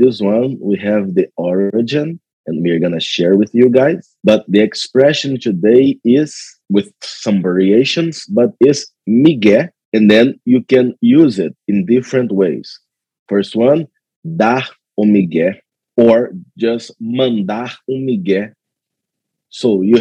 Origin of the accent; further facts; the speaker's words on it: Brazil; now in Toronto, Canada; also Brazilian, but I am located in Toronto, Canada nowadays